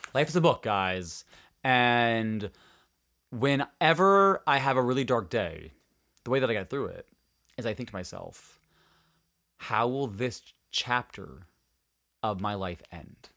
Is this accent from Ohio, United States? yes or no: no; Upper Peninsula, Michigan, United States; born or raised there; moved away